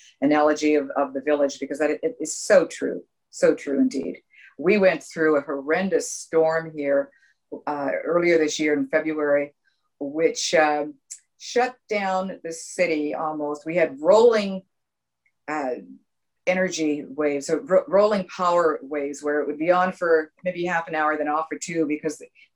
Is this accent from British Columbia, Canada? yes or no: yes; Vancouver, British Columbia, Canada; moved away; I was originally raised from Canada, raised in Canada